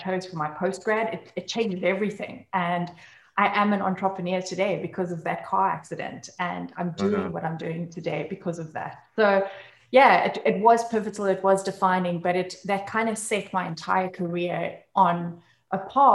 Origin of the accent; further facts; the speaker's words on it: South Africa; I come from South Africa